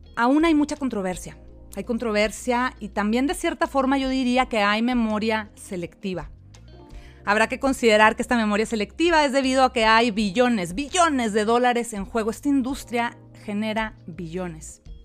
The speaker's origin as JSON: {"language": "Spanish", "country": "Mexico", "moved": "yes", "lives_now": "United States", "said": "soy mexicana, vivo en Estados Unidos"}